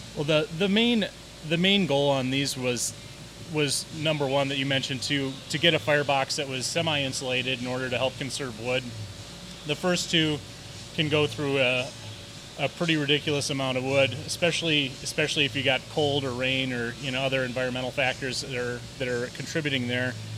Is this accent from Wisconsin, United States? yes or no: yes; Wisconsin, United States; moved away as an adult; I'm from Wisconsin